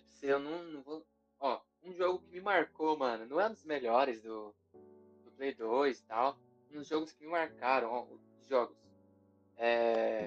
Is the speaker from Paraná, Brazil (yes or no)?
no; Guarulhos, São Paulo, Brazil; now in São Bernardo do Campo, Brazil; morei minha vida inteira em Guarulhos, só esse ano que eu me mudei